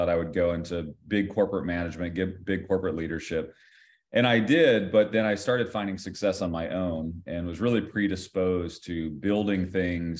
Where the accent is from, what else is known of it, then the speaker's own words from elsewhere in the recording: Ohio, United States; I grew up in the state of Ohio